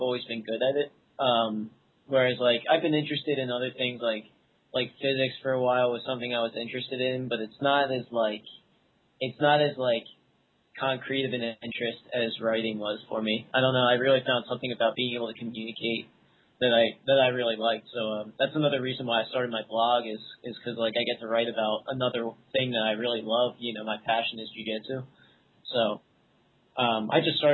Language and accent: English; Philadelphia, Pennsylvania, United States; moved away as an adult; now in Pittsburgh, United States; I'm from the Philadelphia area originally. I moved to Pittsburgh for college